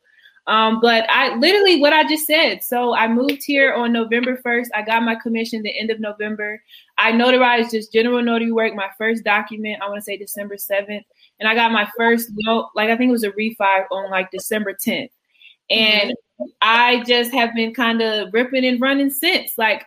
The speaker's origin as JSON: {"language": "English", "town": "Atlanta", "region": "Georgia", "country": "United States", "moved": "yes", "lives_now": "Philadelphia, United States", "said": "So I'm currently in Philadelphia, but I'm from Atlanta originally."}